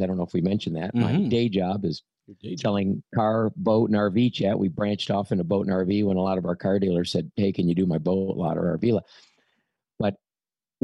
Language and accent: English; Detroit, Michigan, United States; now in Florida, United States; My dad was an independent dealer in Detroit, and I started going to work with him, my gosh, when I was 8 years old.